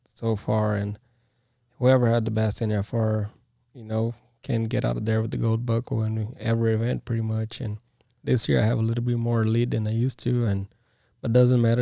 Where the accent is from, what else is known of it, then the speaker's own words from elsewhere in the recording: Brazil; now in United States; I'm from Brazil.